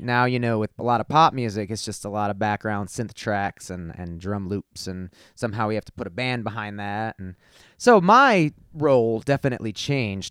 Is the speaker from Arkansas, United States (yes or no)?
no; Glendale Heights, Illinois, United States; moved away as an adult; also born or lived in Lombard, Illinois / Chicago; now in Colorado, United States; Glendale Heights, Illinois, uh, is where I was born and raised